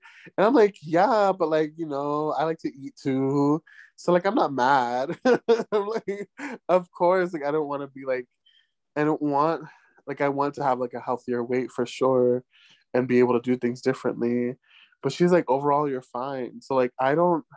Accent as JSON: {"language": "English", "country": "United States", "moved": "yes", "lives_now": "Mexico", "said": "as an American"}